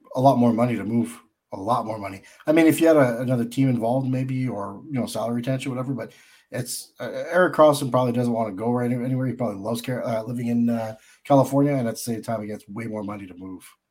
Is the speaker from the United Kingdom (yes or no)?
no; Canada; I'm a Canadian